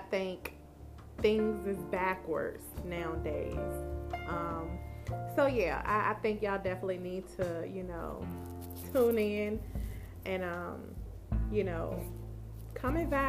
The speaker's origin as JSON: {"language": "English", "town": "Petersburg", "region": "Virginia", "country": "United States", "tie": "born or raised there", "said": "I am from Petersburg, Virginia, born and raised"}